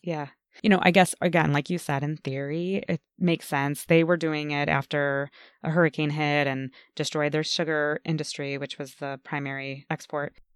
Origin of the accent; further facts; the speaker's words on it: United States; I was born and raised in the United States